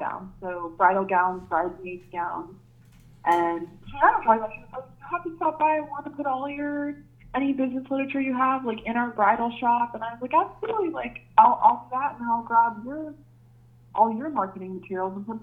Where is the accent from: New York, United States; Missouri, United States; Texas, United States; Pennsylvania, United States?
Pennsylvania, United States; Easton; I'm from Easton, so I was born and raised in Easton. I went to Easton High School.